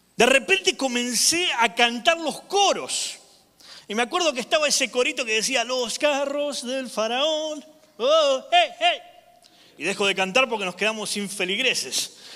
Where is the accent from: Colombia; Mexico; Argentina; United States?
Argentina; moved away; yo soy de Argentina